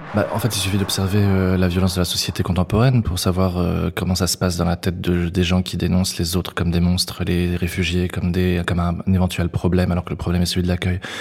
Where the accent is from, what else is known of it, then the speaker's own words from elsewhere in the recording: Yvetot, Normandy, France; J'ai grandi à Ifto, à 30 km de Rouen